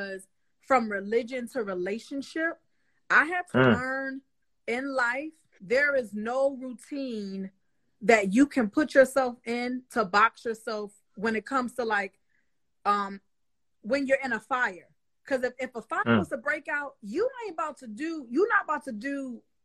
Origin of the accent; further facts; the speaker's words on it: New York City, New York, United States; I'm from Harlem, New York, but I was born throughout the crack epidemic